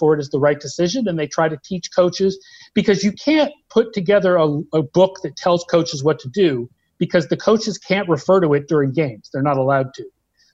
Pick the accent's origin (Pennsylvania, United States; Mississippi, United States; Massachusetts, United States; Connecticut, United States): Massachusetts, United States; Sharon; I grew up in Sharon, Massachusetts, which is next to Foxborough